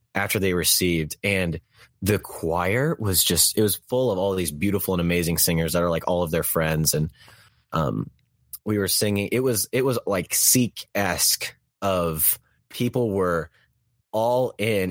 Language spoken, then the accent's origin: English; Texas, United States; I was born and raised in Texas land